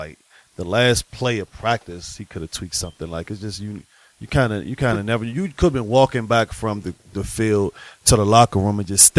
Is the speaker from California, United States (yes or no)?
yes; California, United States; I'm from California.